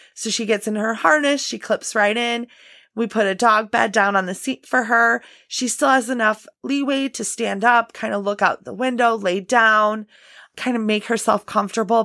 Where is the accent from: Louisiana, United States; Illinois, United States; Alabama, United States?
Illinois, United States; I'm from Illinois and, you know, we do get some pretty brutal winters here in the Midwest. I'm just outside Chicago